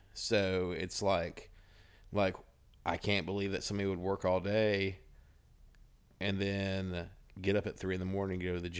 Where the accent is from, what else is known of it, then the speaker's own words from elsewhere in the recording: Ozark, United States; He's an Ozark boy. And I grew up in Ozark.